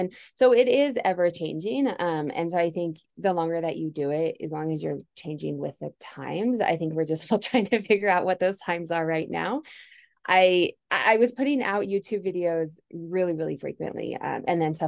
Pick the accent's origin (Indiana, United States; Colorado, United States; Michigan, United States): Colorado, United States; Denver; I'm from Denver, still live here